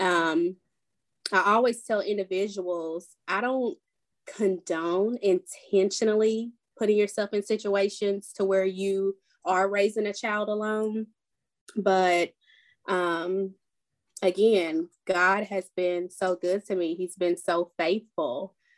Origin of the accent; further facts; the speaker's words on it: Nashville, Tennessee, United States; I'm from Nashville, Tennessee